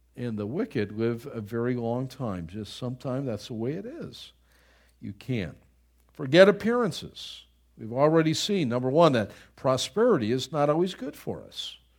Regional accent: Buffalo, New York, United States; moved away; I grew up in Buffalo, New York, and the winters are so brutal up there

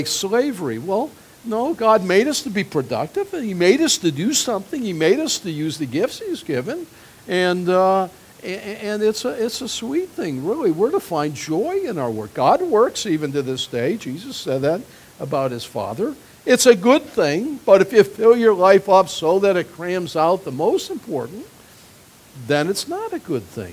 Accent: United States

